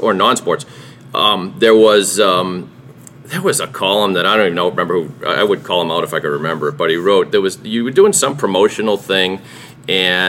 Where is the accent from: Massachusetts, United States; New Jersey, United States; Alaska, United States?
Massachusetts, United States; Sharon; growing up in Sharon, which was hugely Jewish